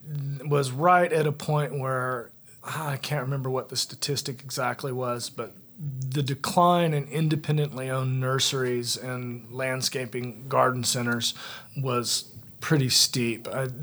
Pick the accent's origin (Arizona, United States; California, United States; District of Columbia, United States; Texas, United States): California, United States; moved away; also born or lived in Virginia; I am originally from California. I ended up here by way of Virginia.